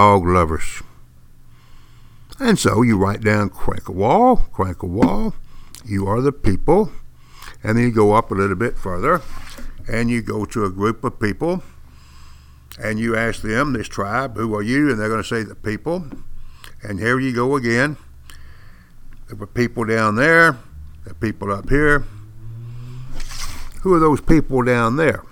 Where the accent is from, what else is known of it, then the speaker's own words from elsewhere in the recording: East Texas, United States; accent: East Texan; I speak fluent East Texan and English as a second language